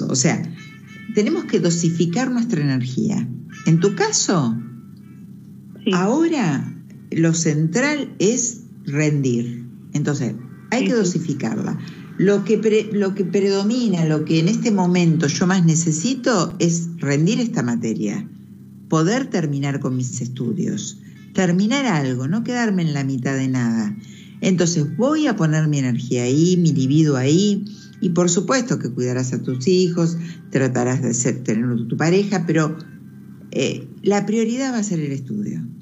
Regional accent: San Juan, Argentina; Soy de San Juan.

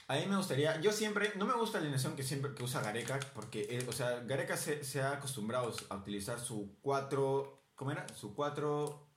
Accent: Peru; nosotros somos peruanos, tenemos que pelear a Perú

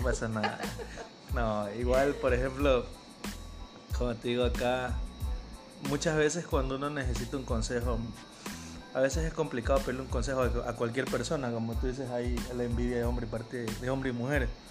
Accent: Guayaquil, Guayas, Ecuador; somos de Guayaquil

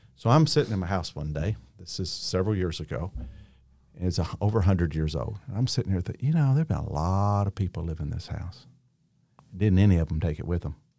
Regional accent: Henderson, Kentucky, United States; also born or lived in Newburgh, Indiana; I am from Henderson, Kentucky.

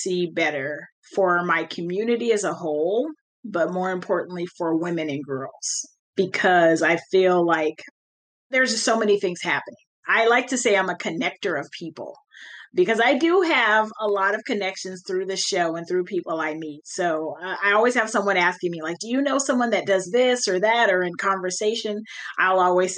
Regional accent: California, United States; I grew up in California, so I didn't grow up with my cousins

